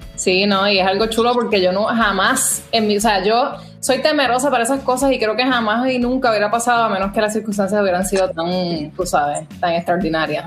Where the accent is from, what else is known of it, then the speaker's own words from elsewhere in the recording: Puerto Rico; moved away as an adult; now in New York, United States; boricua de pura cepa, nací y criada